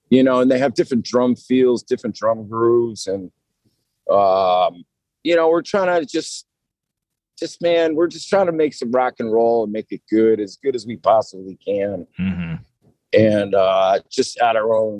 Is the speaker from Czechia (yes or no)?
no; Massachusetts, United States; moved away as an adult; now in Nashville, United States; originally I'm not from Nashville. I'm from Massachusetts